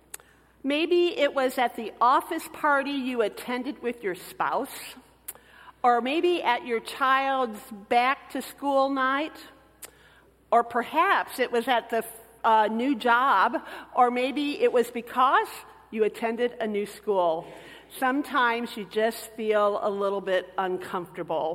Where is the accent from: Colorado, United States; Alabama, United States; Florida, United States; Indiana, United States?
Indiana, United States; Michigan City; moved away as an adult; also born or lived in Texas; I came from the Hoosier State, where basketball was king.